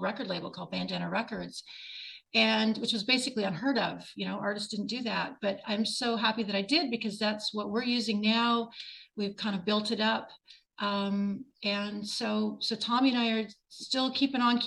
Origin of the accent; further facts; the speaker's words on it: Southern Ontario, Canada; moved away as an adult; now in Nashville, United States; I grew up in Southern Ontario on Lake Erie, and I moved to Nashville in 1999